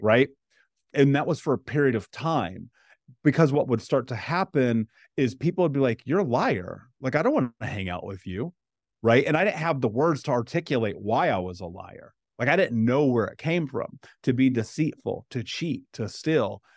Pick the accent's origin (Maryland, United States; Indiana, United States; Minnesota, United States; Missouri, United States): Indiana, United States; Indianapolis; I grew up in Indianapolis, in America